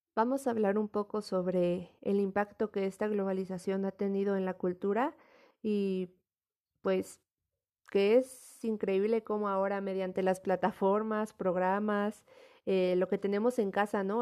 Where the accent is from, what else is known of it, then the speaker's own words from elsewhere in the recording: Mexico; nuestra identidad como mexicanos